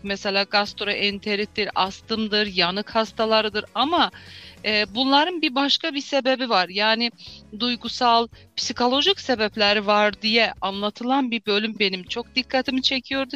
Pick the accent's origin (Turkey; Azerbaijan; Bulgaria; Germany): Azerbaijan; also born or lived in Baku, Azerbaijan; Azerbaycan Türklerindenim. Ol şehrinde e, doğuldum. 1968 doğumluyum. İlk okul e, ve liseyi Oğul şehrinde bitirdim